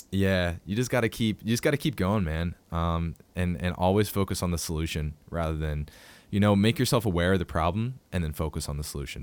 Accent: Pittsburgh, Pennsylvania, United States; I'm from Pittsburgh

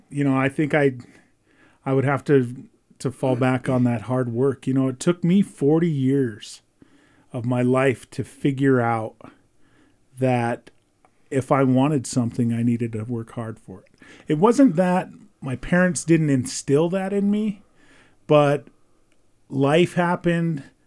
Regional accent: Browning, Montana, United States; moved away as an adult; also born or lived in Belgrade, Montana; now in Ulm, United States; I was born and raised on the Blackfeet Indian Reservation. Um, grew up in Browning my entire, uh, adolescent life

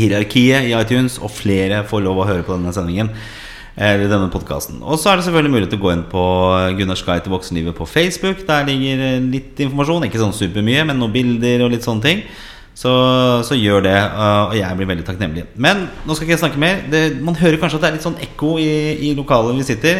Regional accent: Oslo, Norway; moved away as an adult; also born or lived in Grünerløkka, Oslo; now in Bærum, Norway; jeg er fra østkanten i Oslo, nemlig fra Torshov, der jeg vokste opp, og senere også Grünerløkka

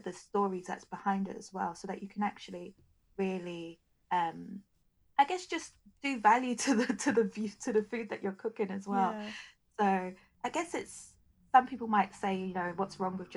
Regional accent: United Kingdom; I'm a British-born Nigerian, so I have a slightly different culture to a Nigerian-born Nigerian.

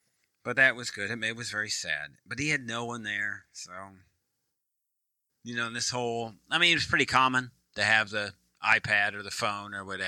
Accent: Midwest, United States; also born or lived in East Coast; now in Texas, United States; I'm a Midwesterner, then East Coast, and now Texas.

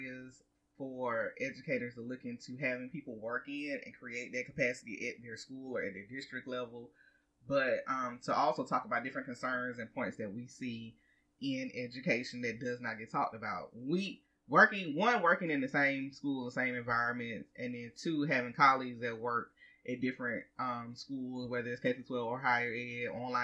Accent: the South, United States; accent: Southern; we are from the South, so our Southern slang will come in, and we are unapologetic about our Southern slang

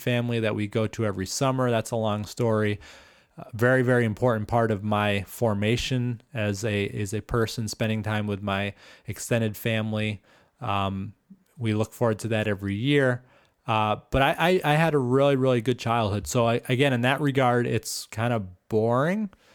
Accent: Stoneham, Massachusetts, United States; spent my first, um, well, basically my whole formative years in Massachusetts.

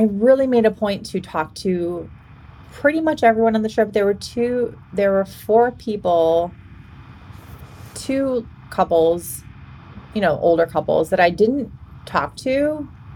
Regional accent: Boston, Massachusetts, United States; moved away as an adult; now in Washington, United States; I'm from Boston originally

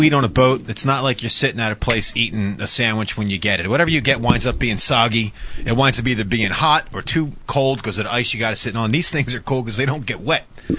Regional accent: New Jersey, United States; I'm from New Jersey.

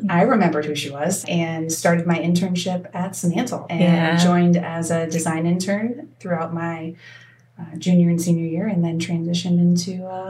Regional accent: Peoria, Illinois, United States; moved away; also born or lived in Pacific Northwest; I was born in the Pacific Northwest and then landed in Peoria, Illinois when I was in middle school.

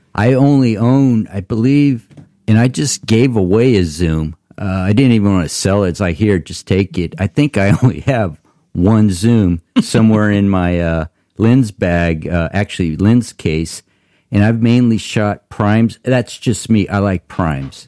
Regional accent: Tulare, California, United States; we're from Tulare

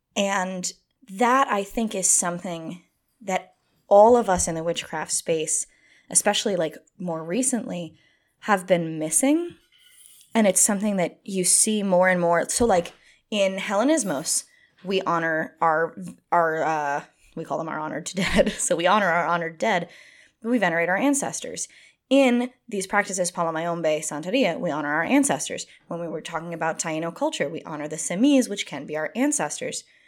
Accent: United States; as an American person

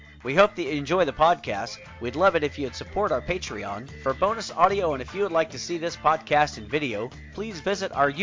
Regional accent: Oklahoma, United States; I'm from Oklahoma.

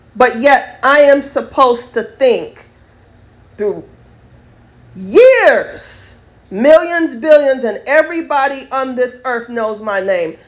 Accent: United States; I am an American first class citizen

